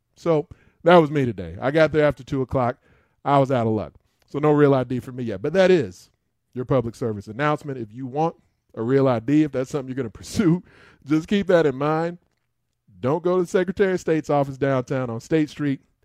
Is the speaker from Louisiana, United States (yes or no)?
no; Chicago, Illinois, United States; me being a Chicagoan